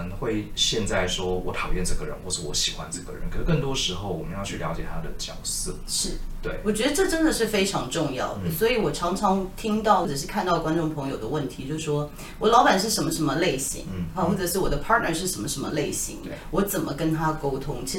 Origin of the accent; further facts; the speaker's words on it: Taiwan; also born or lived in United States; 这个故事我觉得蛮经典的，甚至有一些是在那边长大的华人都还是会像我们台湾人。